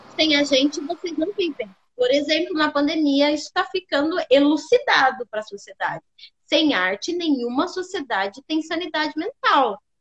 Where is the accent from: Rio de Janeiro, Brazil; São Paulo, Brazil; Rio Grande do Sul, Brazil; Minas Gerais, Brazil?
São Paulo, Brazil; Sorocaba; Eu sou de Sorocaba, interior de São Paulo